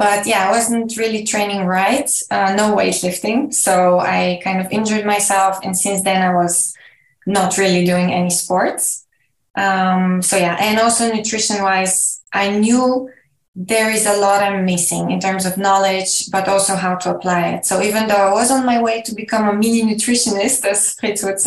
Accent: Bulgaria; I'm from Bulgaria, where I live currently

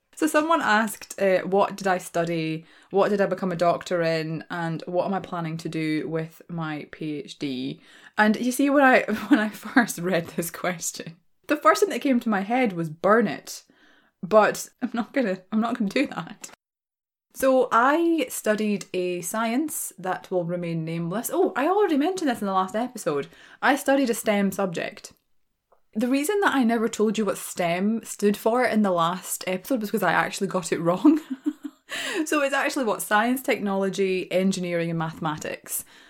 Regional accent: Glasgow, Scotland, United Kingdom; accent: Glaswegian; I am a born and raised Glaswegian, right? That's my accent.

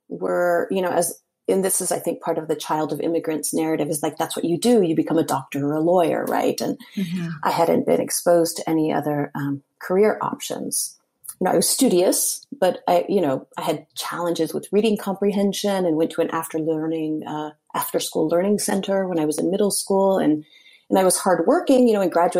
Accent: Hialeah, Florida, United States; I was born in Hialeah, Florida. Both of my parents are Cuban

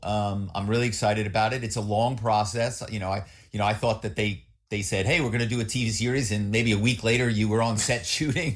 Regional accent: Philadelphia, Pennsylvania, United States; moved away as an adult; also born or lived in New York; now in Malibu, United States; I grew up in Philly

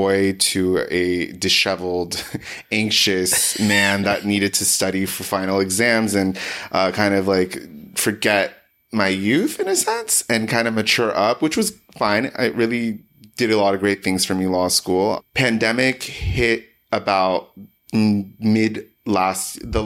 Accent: Los Angeles, California, United States; I was born and raised in Los Angeles.

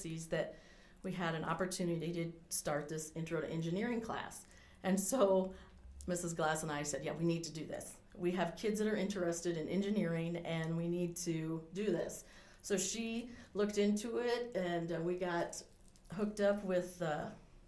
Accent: Rockford, Iowa, United States; also born or lived in Nebraska / West Des Moines, Iowa; now in Fort Dodge, United States; I grew up in Rockford, Iowa, which is about 90 miles from here

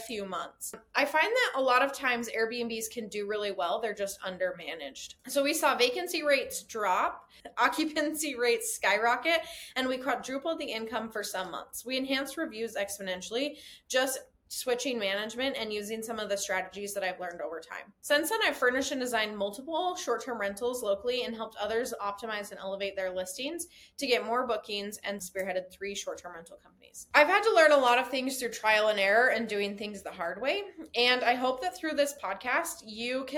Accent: Utah, United States; I'm originally from Utah.

